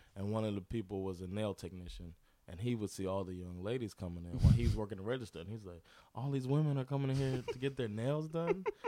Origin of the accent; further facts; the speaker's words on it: Miami, Florida, United States; moved away as an adult; now in Sweden; I'm from Miami